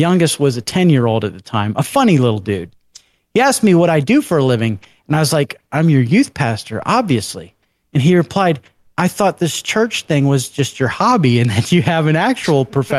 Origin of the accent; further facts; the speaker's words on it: Finland; English is a second language; from Finland, and I finally remembered a story.